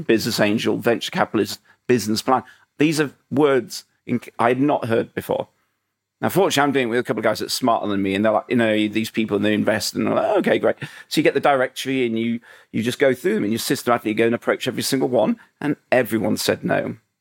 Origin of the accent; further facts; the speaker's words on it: Huddersfield, Yorkshire and the Humber, United Kingdom; moved away; I was a guy from Huddersfield